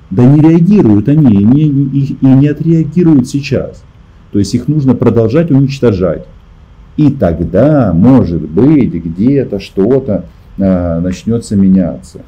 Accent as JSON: {"language": "Russian", "country": "Ukraine", "said": "Мы из Украины"}